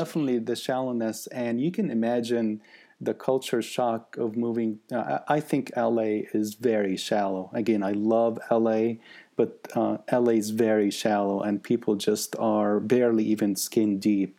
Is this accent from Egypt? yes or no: yes; Egypt; now in United States; one in Egypt, and I was brought up in Egypt